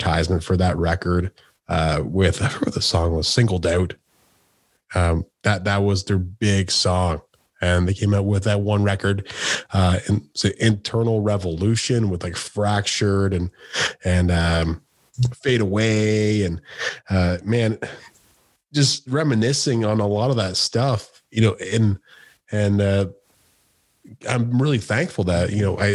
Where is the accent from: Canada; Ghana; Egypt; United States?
Canada; Woodstock, Ontario; moved away; I used to be a promoter back in my hometown